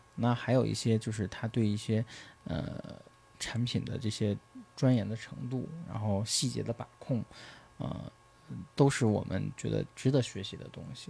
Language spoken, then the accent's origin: Chinese; China; 对于我们中国人来讲